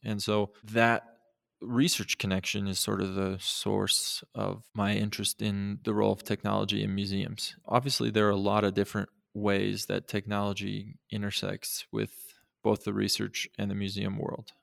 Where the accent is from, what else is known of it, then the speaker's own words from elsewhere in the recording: Montana, United States; I grew up in Montana